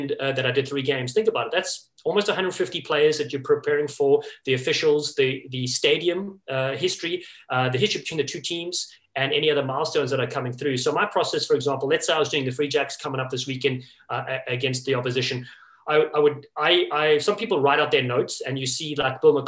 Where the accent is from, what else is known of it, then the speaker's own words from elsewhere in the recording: Cape Town, Western Cape, South Africa; moved away as an adult; also born or lived in Los Angeles, United States; now in New England, United States; growing up in Cape Town, South Africa, and living in Los Angeles for 15 years